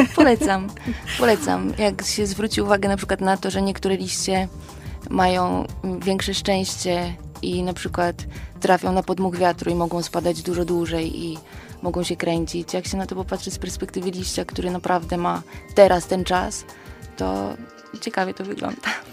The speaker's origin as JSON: {"language": "Polish", "town": "Włocławek", "region": "Kuyavian-Pomeranian Voivodeship", "country": "Poland", "moved": "yes", "lives_now": "Tarnów, Poland", "said": "pochodzę z Włocławka"}